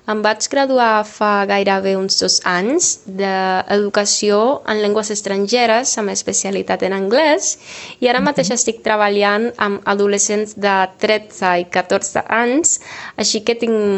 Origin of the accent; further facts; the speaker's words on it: Cuba; Catalan is a second language; Hola, com esteu? … de Cuba i aquest any que ha passat he après una mica del català.